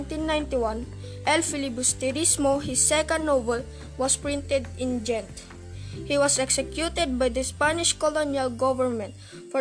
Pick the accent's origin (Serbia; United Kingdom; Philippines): Philippines; the Philippines recognizes prominent figures who fought for our country